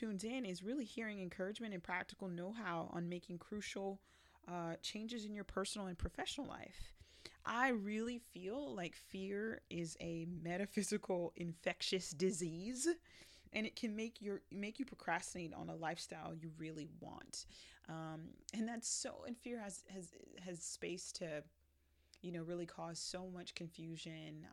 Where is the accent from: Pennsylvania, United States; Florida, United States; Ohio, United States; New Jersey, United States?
Florida, United States; Broward County; also born or lived in Jamaica; I was born in Jamaica, but raised in Broward County.